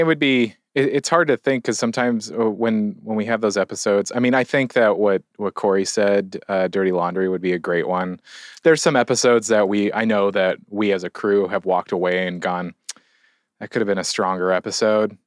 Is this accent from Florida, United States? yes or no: no; California, United States; also born or lived in Seattle / Los Angeles; I'm from California as well